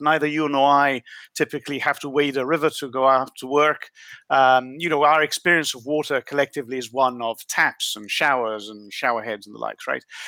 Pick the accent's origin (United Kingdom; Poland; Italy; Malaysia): Italy; moved away; I was born in Italy